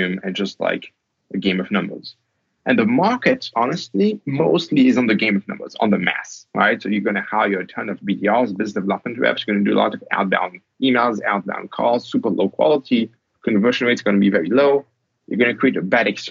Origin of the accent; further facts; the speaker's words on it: France; I'm French, I was born in France